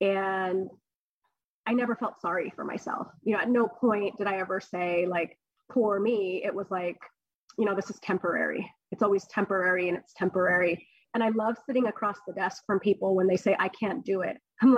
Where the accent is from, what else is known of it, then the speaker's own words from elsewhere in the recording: California, United States; So I grew up on the Central Coast. I was here when I was really young. I went to high school, I went to AG High, I went to Cal Poly. I've spent most of my life here on the Central Coast.